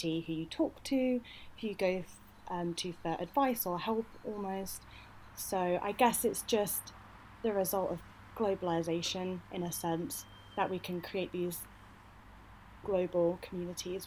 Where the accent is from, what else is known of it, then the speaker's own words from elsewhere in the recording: United Kingdom; moved away as an adult; also born or lived in Leeds; now in Glasgow, United Kingdom; I'm from the Midlands